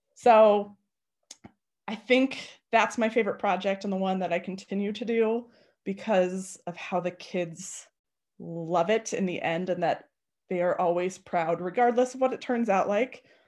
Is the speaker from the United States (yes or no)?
yes; Arvada, Colorado, United States; I was born and raised in Arvada.